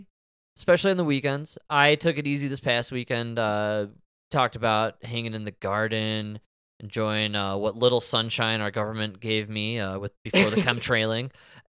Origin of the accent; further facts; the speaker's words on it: Arlington Heights, Illinois, United States; And us ourselves, my man, we grew up in the Arlington Heights region with the... with the old Arlington Heights racetrack.